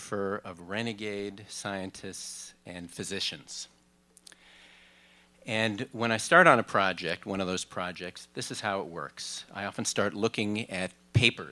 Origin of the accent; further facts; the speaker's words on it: Minneapolis, Minnesota, United States; I traveled from my hometown, Minneapolis